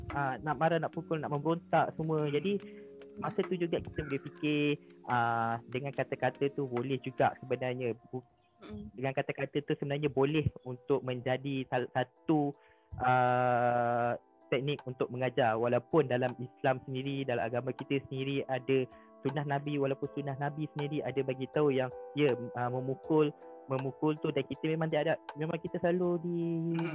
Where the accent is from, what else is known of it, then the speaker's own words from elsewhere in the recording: Malaysia; kita sendiri sebagai rakyat Malaysia